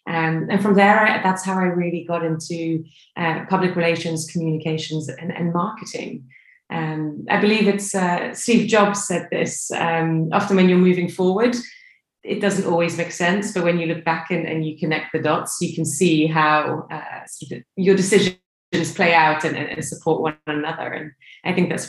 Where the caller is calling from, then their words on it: Stockholm, Stockholm County, Sweden; I'm calling you from Stockholm this morning